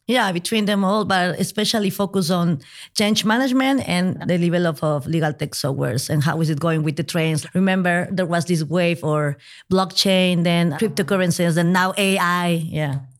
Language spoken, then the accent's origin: English; Peru; now in Madrid, Spain; I'm originally from Peru